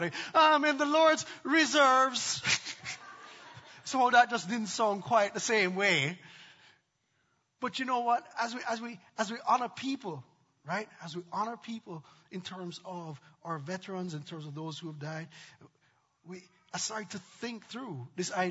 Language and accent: English; Jamaica; moved away; I grew up in Jamaica